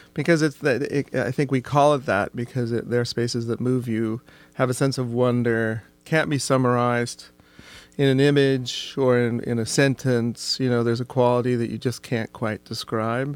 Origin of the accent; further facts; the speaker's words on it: Oregon, United States; growing up in Oregon